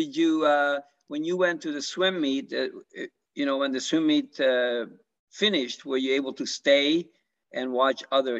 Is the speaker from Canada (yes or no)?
yes; Canada; now in United States; I'm from Canada